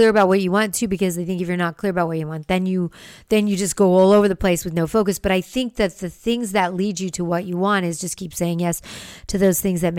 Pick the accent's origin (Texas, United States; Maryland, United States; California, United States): California, United States; West Hollywood; I mean, that's where I was raised in West Hollywood.